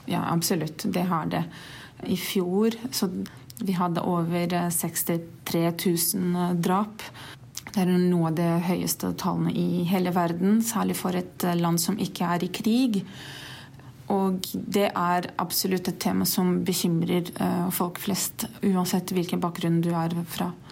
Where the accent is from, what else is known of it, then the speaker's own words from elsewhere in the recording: Brazil; Norwegian is a second language; moved away as an adult; now in Norway; Jeg er fra Brasil, har bodd her i Norge litt over to år.